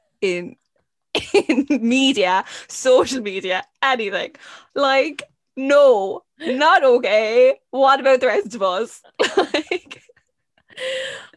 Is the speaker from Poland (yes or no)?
no; Ireland; as an Irish person